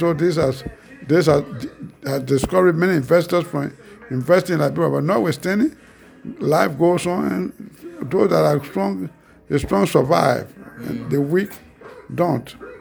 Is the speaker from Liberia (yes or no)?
yes; Bapa, Nimba County, Liberia; moved away as an adult; also born or lived in United States; I was born somewhere around 1947 Bapa Nimba County, Yami Administrative District